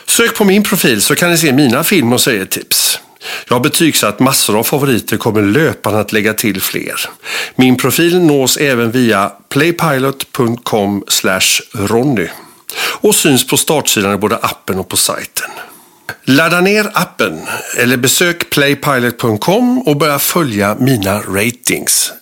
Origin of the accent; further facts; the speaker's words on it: Gothenburg, Västra Götaland, Sweden; som göteborgare